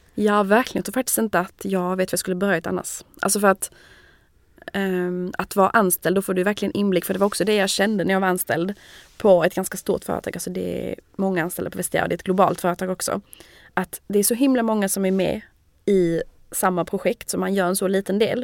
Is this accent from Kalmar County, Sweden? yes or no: no; Malmö, Skåne, Sweden; moved away as an adult; also born or lived in Lund; now in Paris, France; jag är från Malmö.